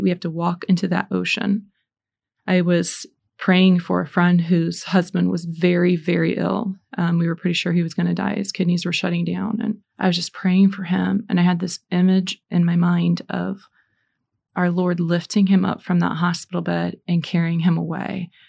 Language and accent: English; Indiana, United States; I'm from Indiana